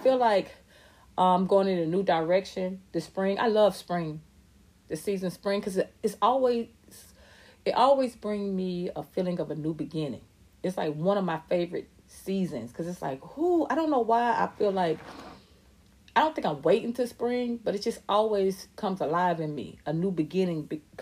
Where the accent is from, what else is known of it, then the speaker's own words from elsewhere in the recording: Atlanta, Georgia, United States; I was raised in Atlanta. I'm from Atlanta, ATL